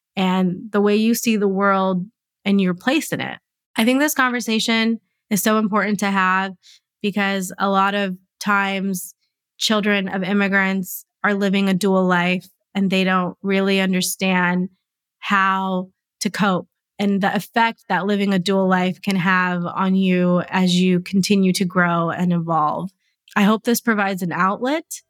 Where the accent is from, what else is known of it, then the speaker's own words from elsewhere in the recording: United States; I was born here, I'm growing up here